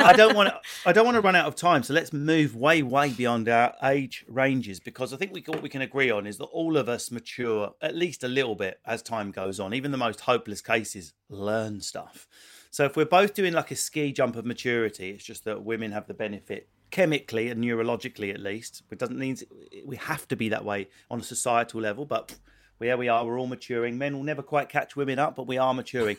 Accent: Essex, East of England, United Kingdom; someone like me born in Essex

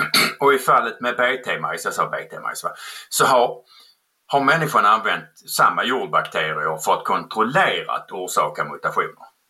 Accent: Skåne, Sweden; accent: skånska; jag kommer från Skåne

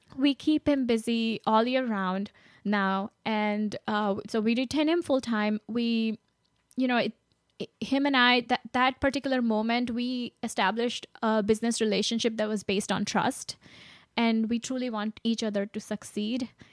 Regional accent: India; moved away; I grew up in India

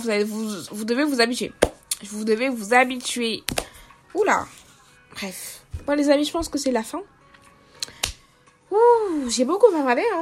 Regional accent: Cameroon; camerounaise et du coup je n'ai pas l'habitude de, parler comme des Français, tu vois. Donc euh, mon vrai accent c'est ça.

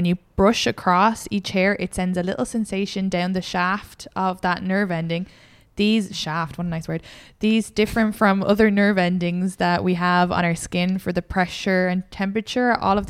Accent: Ireland; moved away

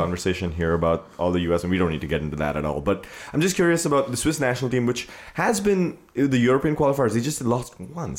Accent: India; moved away as an adult; now in United States; growing up in India

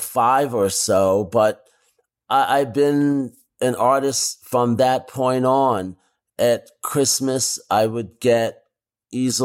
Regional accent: New York City, New York, United States; growing up in New York

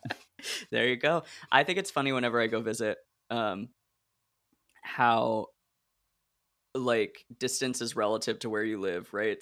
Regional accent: Oregon, United States; moved away as an adult; also born or lived in Illinois; I grew up in Oregon, which is just one huge block of space, and then I went to school in Illinois

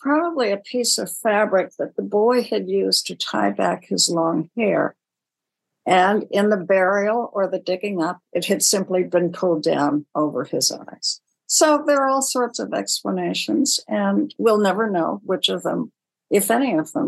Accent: Honolulu, Hawaii, United States; born there; actually I was born in Honolulu.

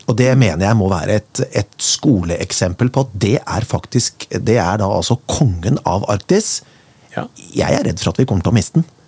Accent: Kongsberg, Buskerud, Norway; moved away; jeg kommer fra Kongsberg opprinnelig

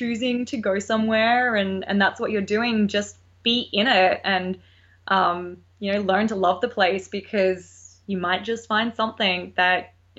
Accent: Australia; accent: Australian; now in United States; I miss my Australian accent.

